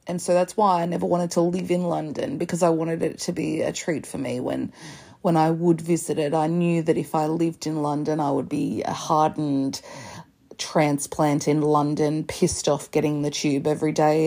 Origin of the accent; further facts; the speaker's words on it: Australia; as an Australian.